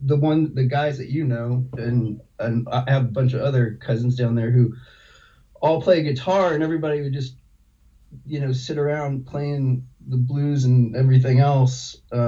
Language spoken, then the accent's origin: English; Mamaroneck, New York, United States; I grew up in Westchester County, kind of all in the Mamaroneck and Harrison.